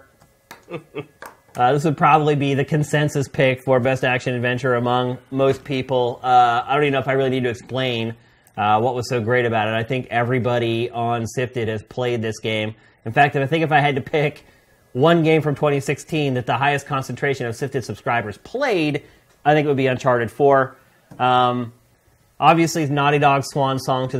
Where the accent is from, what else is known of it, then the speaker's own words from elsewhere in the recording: Philadelphia, Pennsylvania, United States; moved away as an adult; now in California, United States; I'm this kid from Philly